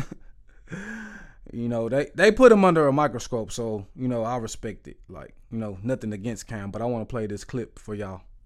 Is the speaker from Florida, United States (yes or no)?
no; Waco, Texas, United States; I am from Waco, Texas